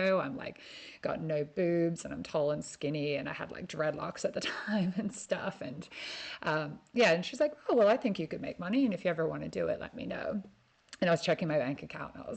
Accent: Perth, Western Australia, Australia; moved away as an adult; also born or lived in Ireland; I'm coming at you from my hometown in Perth, where I was born

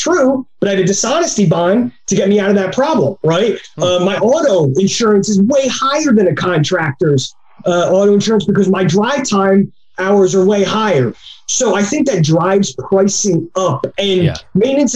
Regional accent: New Jersey, United States; I'm from South Jersey

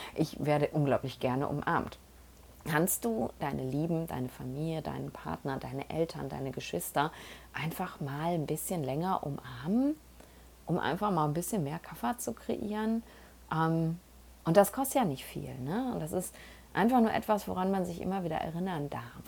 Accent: Essen, North Rhine-Westphalia, Germany; moved away; also born or lived in Panama; von Essen aus, da wo ich herkomme

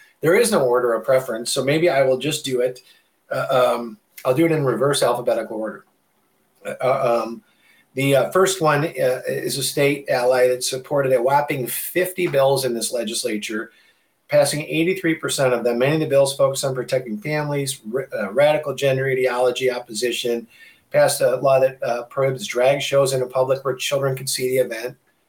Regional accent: Michigan, United States; Just in Michigan, my home state alone

